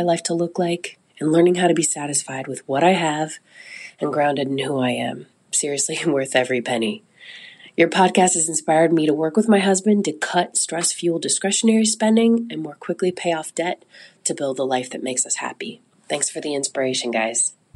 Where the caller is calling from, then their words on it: Seattle, Washington, United States; I'm calling from Seattle